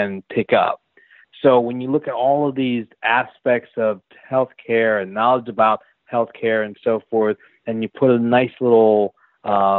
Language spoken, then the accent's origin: English; Philadelphia, Pennsylvania, United States; I'm from Philly